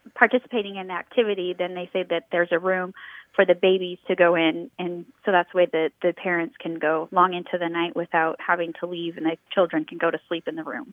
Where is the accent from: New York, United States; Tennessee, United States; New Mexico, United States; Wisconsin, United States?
New Mexico, United States; also born or lived in Colorado; now in Baton Rouge, United States; I am from Colorado and I grew up in New Mexico